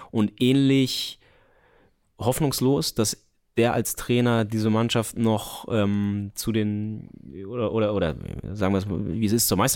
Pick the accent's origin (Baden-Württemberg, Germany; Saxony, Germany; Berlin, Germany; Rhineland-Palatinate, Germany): Berlin, Germany; war als Berliner wichtig, dass ihr euch da zumindest einmal habt äh, so richtig abschießen lassen